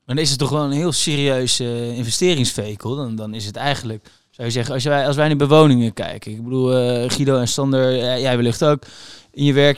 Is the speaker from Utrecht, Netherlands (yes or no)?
yes; Utrecht, Netherlands; Ik kom uit Utrecht